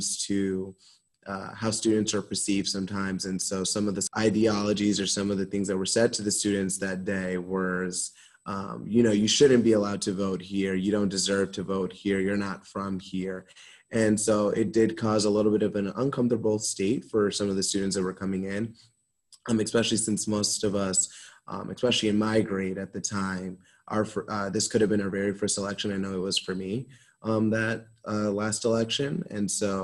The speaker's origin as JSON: {"language": "English", "town": "Norwalk", "region": "Connecticut", "country": "United States", "said": "I'm from Norwalk, Connecticut, so not too far away from here"}